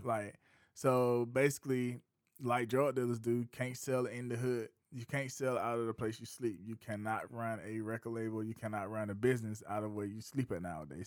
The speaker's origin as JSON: {"language": "English", "region": "South Carolina", "country": "United States", "tie": "born or raised there", "said": "I'm from Bates Burley, East South Carolina"}